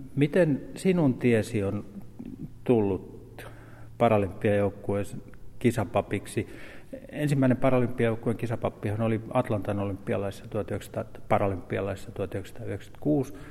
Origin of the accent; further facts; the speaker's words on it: Pirkkala, Pirkanmaa, Finland; olen täältä Pirkkalasta syntyisin